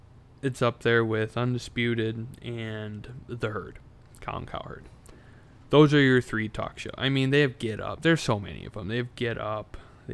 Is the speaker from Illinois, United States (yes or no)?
no; Wisconsin, United States; I'm from Wisconsin.